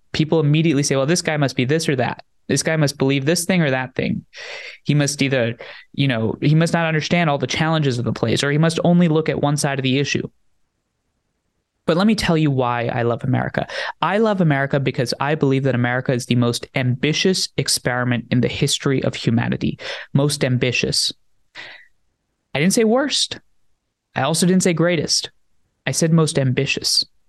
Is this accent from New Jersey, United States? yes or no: yes; New Jersey, United States; born there; I was born in New Jersey after my parents immigrated from India to the United States. I was born here in 98, then went to live with my grandparents on and off for the next couple of years